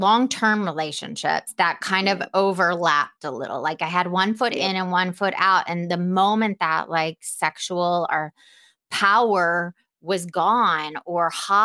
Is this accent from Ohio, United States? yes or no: no; Atlanta, Georgia, United States; I'm from Atlanta